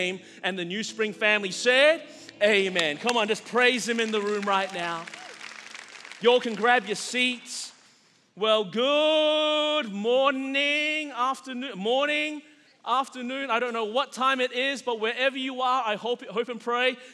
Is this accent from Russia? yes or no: no; Australia; now in United States; as a Chinese guy growing up in Australia, I grew up in a freer country